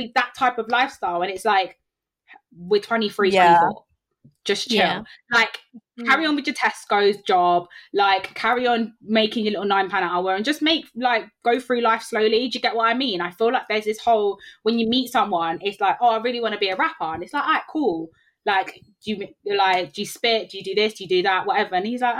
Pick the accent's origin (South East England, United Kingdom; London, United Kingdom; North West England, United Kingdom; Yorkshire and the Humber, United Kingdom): London, United Kingdom; maybe it's just like growing up in West London and like the whole bougie ass culture down here.